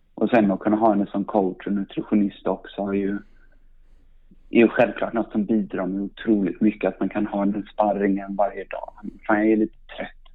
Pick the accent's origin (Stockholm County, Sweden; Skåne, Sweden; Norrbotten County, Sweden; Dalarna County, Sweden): Stockholm County, Sweden; Stockholm; jag är uppvuxen i, uppvuxen i Stockholm, i Sandskobaden